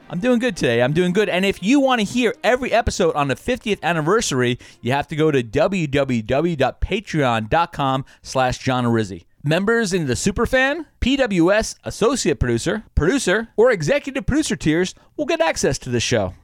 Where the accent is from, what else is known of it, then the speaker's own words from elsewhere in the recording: Long Island, New York, United States; I grew up on Long Island